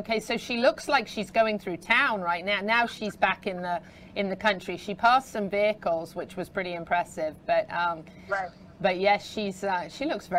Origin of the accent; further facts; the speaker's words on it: England, United Kingdom; now in Ocala, United States; The house that I grew up in England is actually over 500 years old.